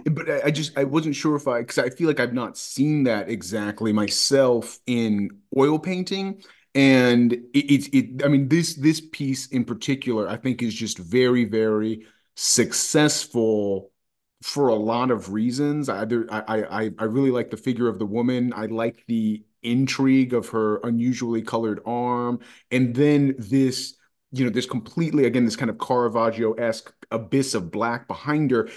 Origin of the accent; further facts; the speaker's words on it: United States; as an American person